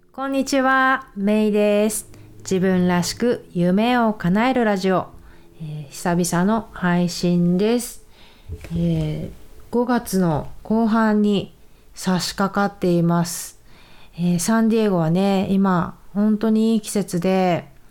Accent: Japan; also born or lived in San Diego, United States; now in United States; 同じ日本から来たものとして、やっぱり日本人の選手はすごく応援する

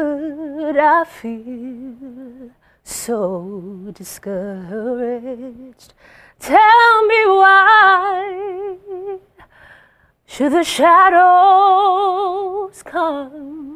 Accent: Jersey City, New Jersey, United States; I'm from Jersey. I was living in Jersey City at the time.

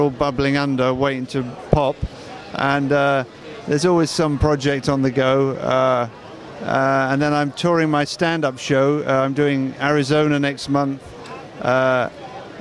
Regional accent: England, United Kingdom; moved away as an adult; now in United States; I'm English. You can probably tell by the funny accent.

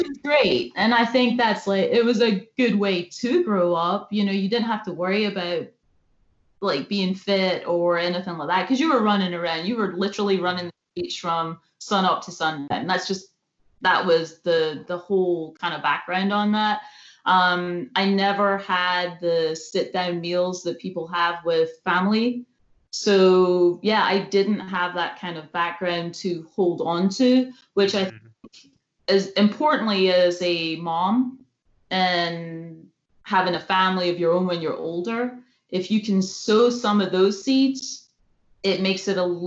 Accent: Scotland, United Kingdom; moved away; I'm from Scotland

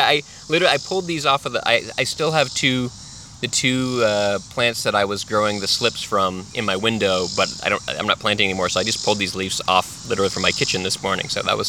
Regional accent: Texas, United States; also born or lived in California; now in Virginia, United States; I was born in Texas, but I lived a big chunk of my life in Texas, a big chunk of my life in California before I became an adult

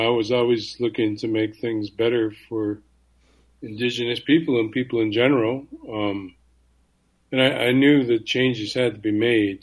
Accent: Canada; being a Canadian Indian

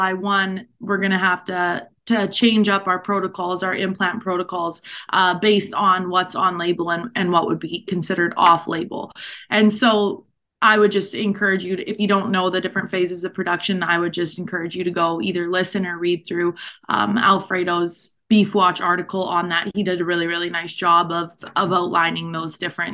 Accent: central Alberta, Canada; moved away as an adult; also born or lived in Texas; now in Nebraska, United States; I grew up on a cow-calf operation and grain farm in central Alberta. So I'm a Canadian.

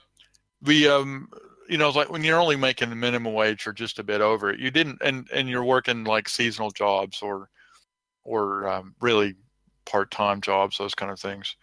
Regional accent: Texas, United States; I am from Texas

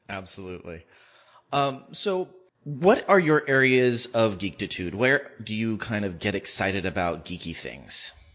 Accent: West Covina, California, United States; now in Palm Springs, United States; growing up in West Covina

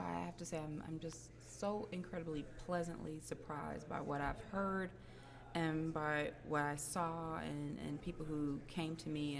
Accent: Cleveland, Ohio, United States; Cleveland, Ohio.

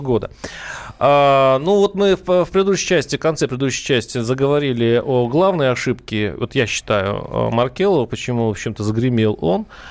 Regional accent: Saransk, Mordovia, Russia; moved away; я сам вырос в Мордовии, город Саранск

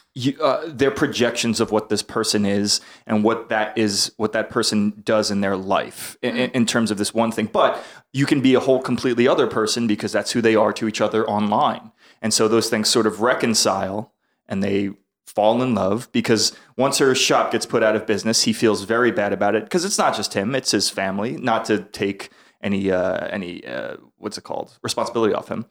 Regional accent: New York City, New York, United States; I'm from, I'm from New York City

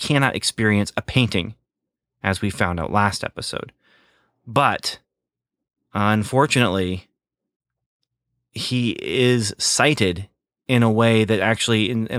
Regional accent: Canada; I wasn't Canadian. I was an American boy growing up in Canada. That's what you did. You skated.

